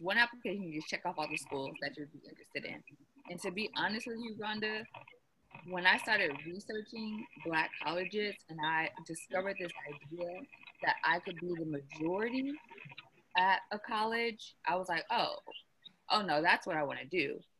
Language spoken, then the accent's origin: English; California, United States; Growing up in Cali, we don't get a lot of messaging about Black colleges.